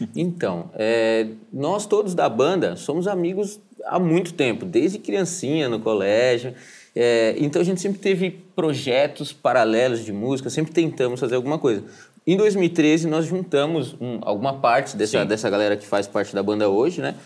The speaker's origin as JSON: {"language": "Portuguese", "town": "Joinville", "region": "Santa Catarina", "country": "Brazil", "said": "nós somos de Joinville"}